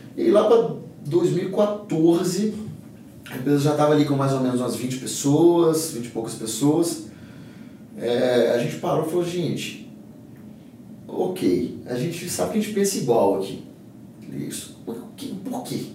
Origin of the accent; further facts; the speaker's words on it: Governador Valadares, Minas Gerais, Brazil; lá na minha região, em Governador Valadares